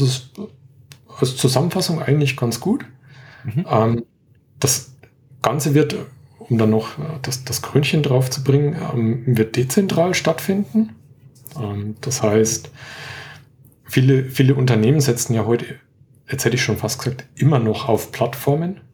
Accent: Franconia, Bavaria, Germany; accent: Franconian; bin Franke, entschuldige. Ich habe immer so leichte Probleme mit dem D und dem T

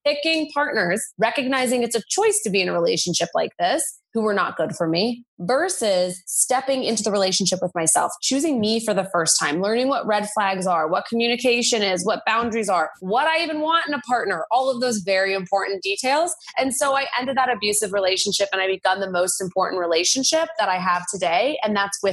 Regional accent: United States; I'm American

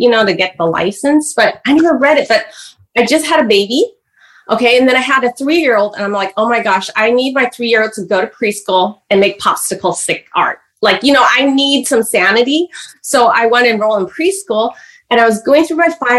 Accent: San Francisco, California, United States; I was born here in San Francisco, Chinatown.

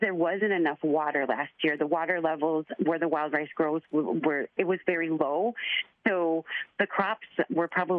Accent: Chicago, Illinois, United States; I grew up in Chicago, 250 miles away from my reservation.

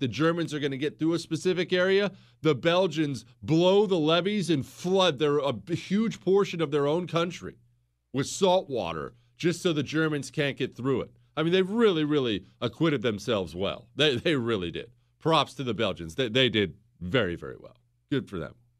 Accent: United States; I'm not French. I'm an American

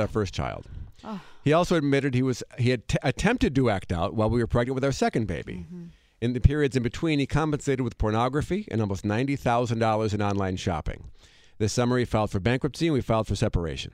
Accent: Monona, Wisconsin, United States; moved away; I went back to my hometown in Monona, Wisconsin

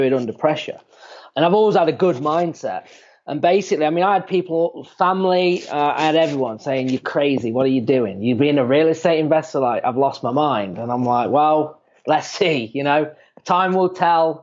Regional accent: England, United Kingdom; moved away as an adult; now in Phoenix, United States; I'm from England originally. Yeah. So I moved out to the States. It's coming up to like 6 years.

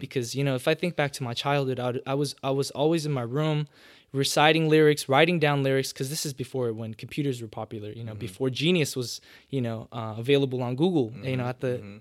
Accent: Los Angeles, California, United States; born and raised in LA, probably down the street from the hospital where you were born

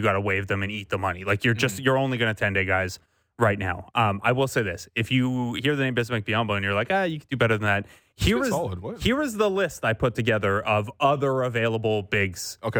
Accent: Cambridge, Ontario, Canada; I grew up in Cambridge, Ontario

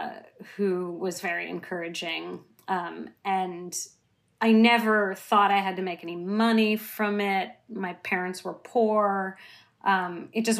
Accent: San Francisco, California, United States; I grew up in San Francisco

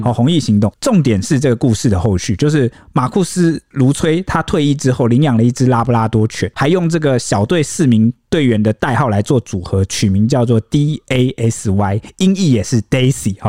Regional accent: Taiwan; 就是很符合可能我们台湾人现代对于可能地府的想象的。

